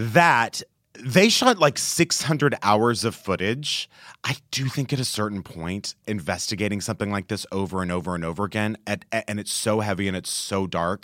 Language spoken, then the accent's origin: English; Texas, United States; I grew up in Texas.